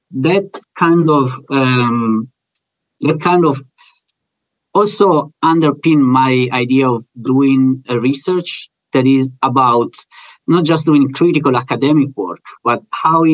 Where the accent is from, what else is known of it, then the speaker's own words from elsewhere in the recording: Italy; moved away; Growing up in Italy, that's where I'm coming from